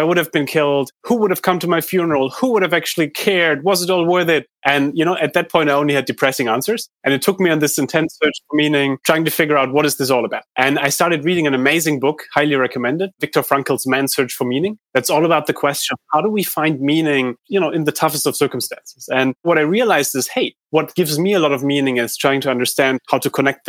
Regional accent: Heidelberg, Baden-Württemberg, Germany; I grew up in Heidelberg in Germany

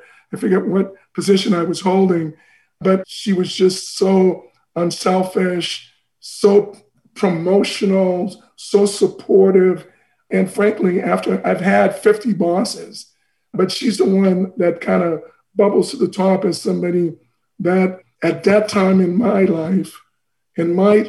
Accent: Boston, Massachusetts, United States; So I love Boston. That's where I grew up in the United States, my formative years.

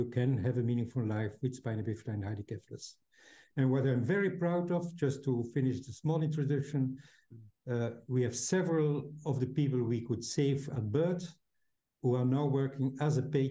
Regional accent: Belgium; home is Belgium, in Europe

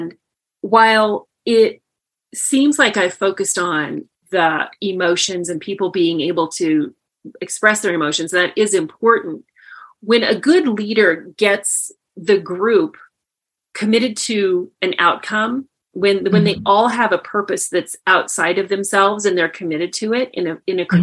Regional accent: Indiana, United States; moved away as an adult; also born or lived in Boulder, Colorado; I grew up in Indiana, and I came to Boulder, Colorado to work at Rocky Flats

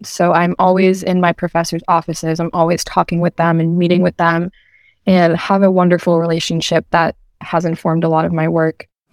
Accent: Medford, Massachusetts, United States; also born or lived in Bristol, Rhode Island; I am originally from Medford, Massachusetts

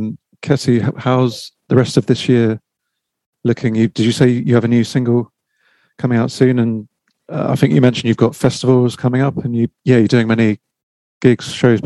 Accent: St Albans, East of England, United Kingdom; I am just outside London. It's a place called St. Albans.

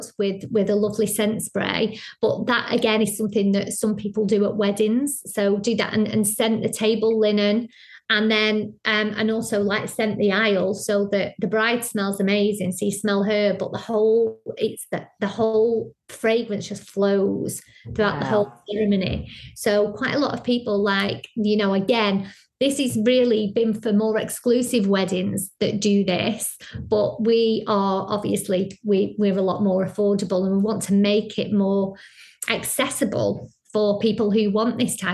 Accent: Blackpool, North West England, United Kingdom; moved away; I'm from Blackpool, so it's very seaside

